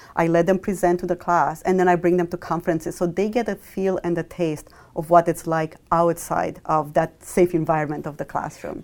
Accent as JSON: {"language": "English", "country": "Romania", "tie": "born or raised there", "also_born_or_lived": "Michigan, United States", "moved": "as an adult", "said": "I grew up in Romania through m, all my, my school years, and then I moved to Michigan, uh, for my college degree."}